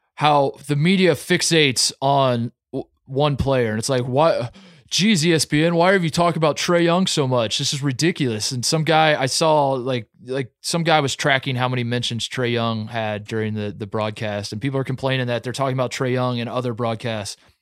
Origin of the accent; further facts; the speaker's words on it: Indiana, United States; I was born and raised in Indiana.